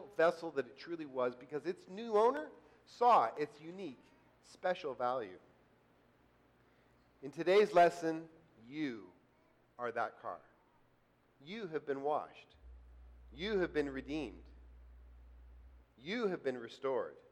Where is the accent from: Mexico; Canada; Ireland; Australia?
Canada; I'm from Canada